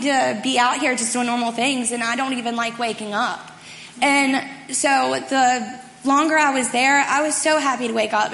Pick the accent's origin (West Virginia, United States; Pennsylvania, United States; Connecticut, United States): West Virginia, United States; Martinsburg; I'm from Martinsburg, so last October I returned home.